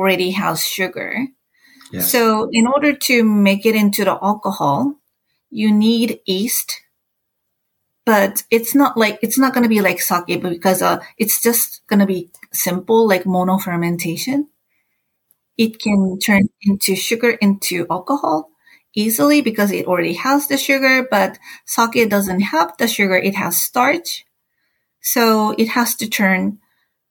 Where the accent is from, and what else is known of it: Japan; English is a second language